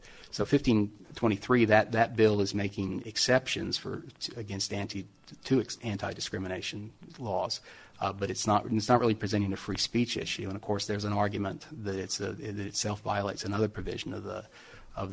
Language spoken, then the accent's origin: English; Texas, United States; I'm from Texas with lots of Bible Christians